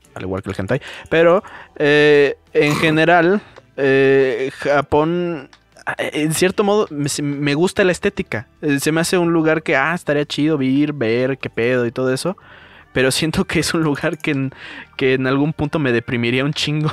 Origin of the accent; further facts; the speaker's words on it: Mexico; yo como mexicano